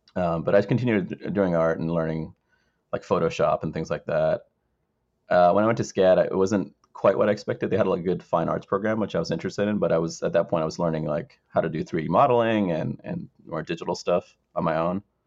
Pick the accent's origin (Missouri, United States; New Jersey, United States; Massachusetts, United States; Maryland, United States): Maryland, United States; also born or lived in Sri Lanka; growing up in Maryland